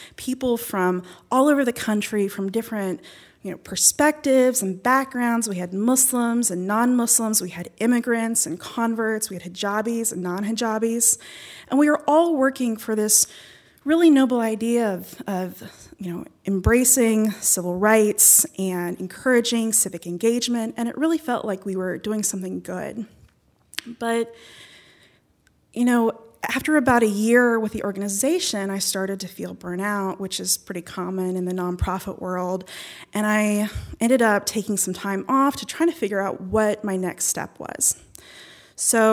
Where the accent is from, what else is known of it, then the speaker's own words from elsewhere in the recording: Charleston, West Virginia, United States; moved away as an adult; also born or lived in Whitesburg, Kentucky; now in Kentucky, United States; I was born and raised in Charleston